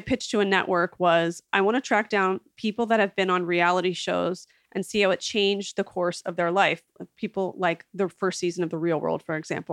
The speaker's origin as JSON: {"language": "English", "town": "West Chester", "region": "Pennsylvania", "country": "United States", "tie": "born or raised there", "also_born_or_lived": "Hershey, Pennsylvania", "said": "I'm from suburban Philadelphia, a town called Westchester. I went to boarding school in Hershey, Pennsylvania"}